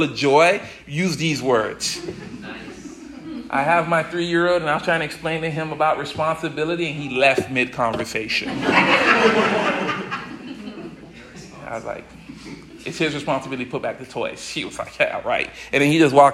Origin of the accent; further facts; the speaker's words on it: the South, United States; now in New England, United States; I'm from the South originally